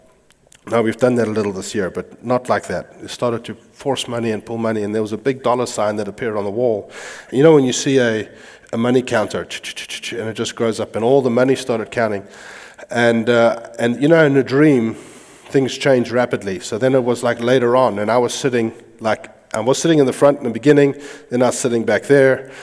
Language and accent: English; United States; I am American